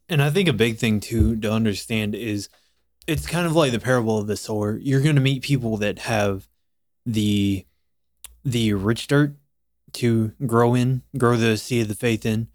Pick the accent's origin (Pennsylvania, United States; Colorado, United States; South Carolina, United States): South Carolina, United States; Florence; I came from a technical school of my hometown in South Carolina um I'm actually from Florence, South Carolina